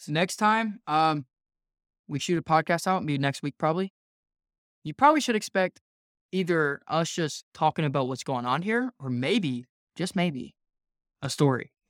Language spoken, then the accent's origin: English; North Carolina, United States; I'm from North Carolina